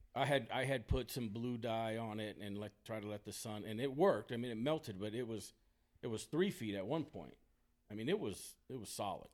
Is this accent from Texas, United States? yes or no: yes; Texas, United States; moved away as an adult; also born or lived in Sacramento area; I'm born and raised in Texas